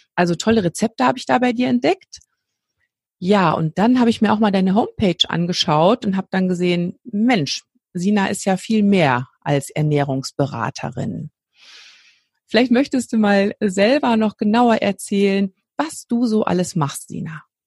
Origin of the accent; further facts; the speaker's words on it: North Rhine-Westphalia, Germany; hier bei uns in NRW